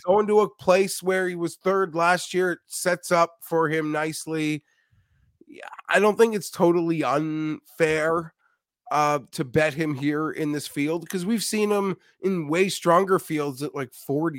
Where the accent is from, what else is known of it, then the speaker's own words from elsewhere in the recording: Canada; I'm Canadian as well